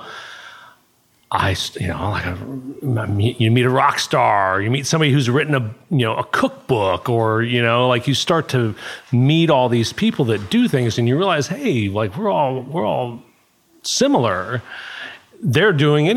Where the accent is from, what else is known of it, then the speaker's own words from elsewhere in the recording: Alaska, United States; also born or lived in Georgia; now in Costa Rica; I was born in Alaska